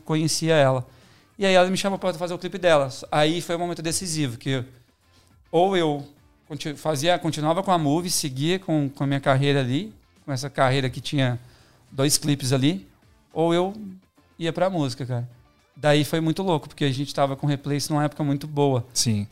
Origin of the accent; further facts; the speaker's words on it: Belo Horizonte, Minas Gerais, Brazil; moved away as an adult; now in São Paulo, Brazil; Eu sou de Belo Horizonte, né? Uhum. Minha, minha naturalidade.